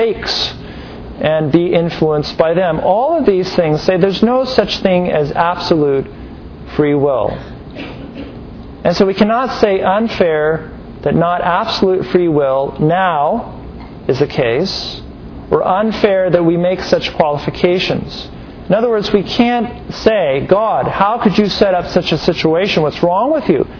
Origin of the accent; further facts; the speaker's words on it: United States; we're very American-centric, aren't we? We think of our own culture, our own nations